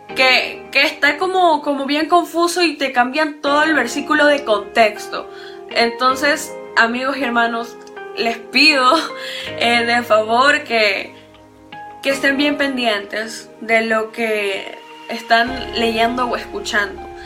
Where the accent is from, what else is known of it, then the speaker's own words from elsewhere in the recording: Ecuador; yo soy acá de Ecuador